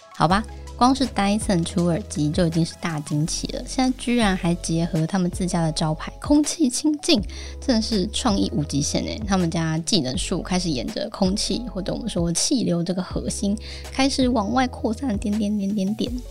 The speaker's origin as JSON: {"language": "Chinese", "region": "Kaohsiung", "country": "Taiwan", "tie": "born or raised there", "said": "身为高雄人， 我真的是从小就非常珍惜干净的呼吸啊"}